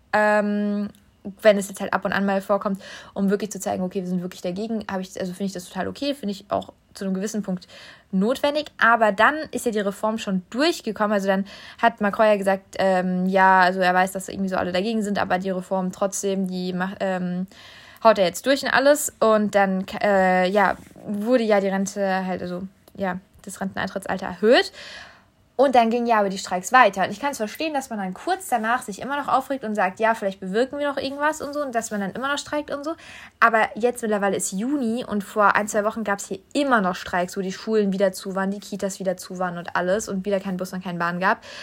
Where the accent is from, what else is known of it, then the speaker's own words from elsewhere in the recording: Germany; now in France; bei uns in Deutschland